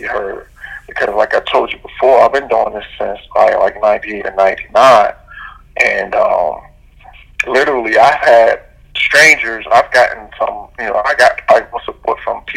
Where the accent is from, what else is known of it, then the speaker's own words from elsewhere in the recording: New York, United States; growing up in New York